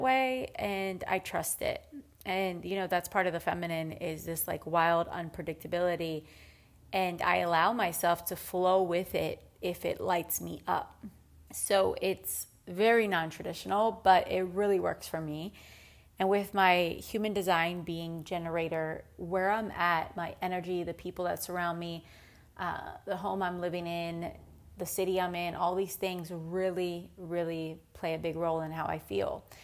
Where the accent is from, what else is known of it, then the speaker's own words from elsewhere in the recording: Philadelphia suburb, Pennsylvania, United States; moved away; also born or lived in Austin; I grew up in a Philadelphia suburb